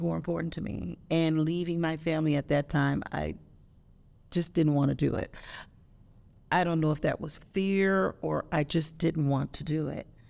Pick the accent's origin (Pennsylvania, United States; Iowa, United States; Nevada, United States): Nevada, United States; Las Vegas; moved away as an adult; also born or lived in California; I was born and raised here in Las Vegas. And I went away for 20 years